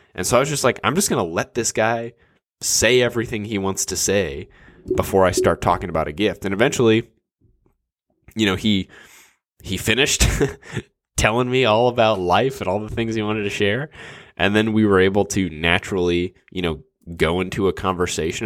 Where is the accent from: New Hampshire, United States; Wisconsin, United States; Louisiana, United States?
Louisiana, United States; New Orleans; now in Dallas, United States; I grew up in New Orleans and now live in, in Dallas